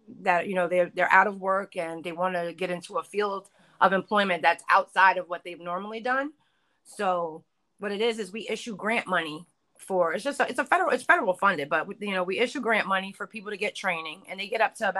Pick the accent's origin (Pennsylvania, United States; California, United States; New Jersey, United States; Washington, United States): New Jersey, United States; I'm from Jersey